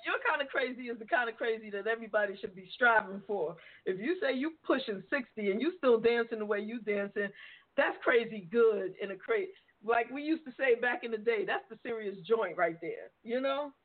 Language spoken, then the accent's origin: English; New York City, New York, United States; I'm from the Bronx. I'm from the Boogie Down